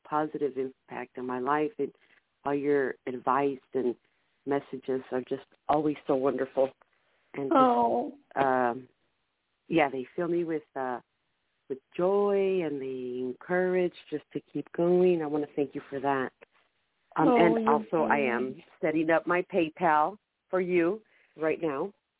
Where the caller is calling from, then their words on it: San Diego, California, United States; from San Diego.